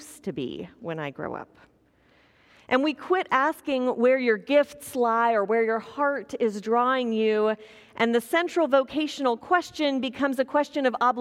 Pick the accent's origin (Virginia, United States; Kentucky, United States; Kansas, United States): Kansas, United States; growing up in Kansas